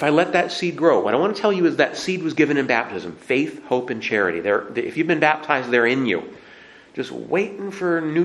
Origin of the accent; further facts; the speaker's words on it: Montana, United States; I grew up in Montana